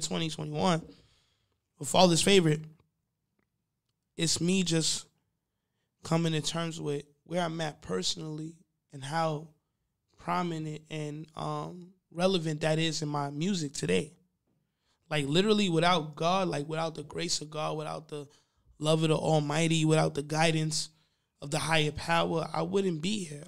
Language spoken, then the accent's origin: English; Long Island, New York, United States; I'm also from Long Island. From Long Island